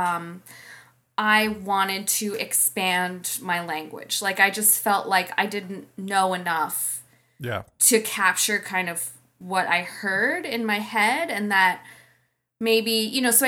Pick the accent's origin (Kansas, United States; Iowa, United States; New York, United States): New York, United States; New York City; I grew up in New York City, and as I mentioned, my dad's a painter